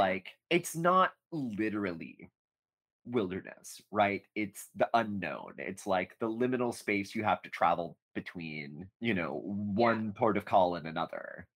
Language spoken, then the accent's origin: English; United States; as an American